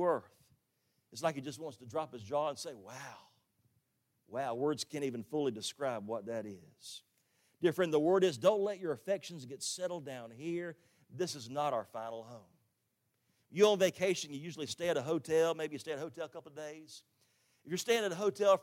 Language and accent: English; Jacksonville, Florida, United States; also born or lived in Orlando, Florida; now in Tifton, United States; I grew up in Jacksonville on the west side.